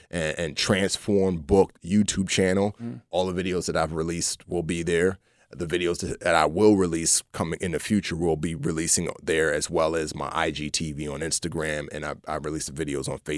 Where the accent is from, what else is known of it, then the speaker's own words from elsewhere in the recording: Bronx, New York, United States; So that's why she came back and I grew up in the Bronx.